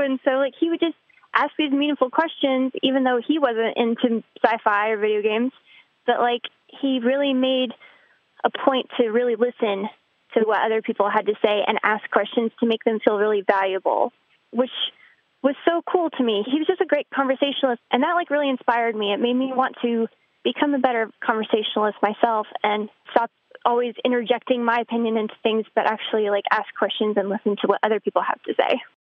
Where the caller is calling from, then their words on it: North Carolina, United States; I'm calling from North Carolina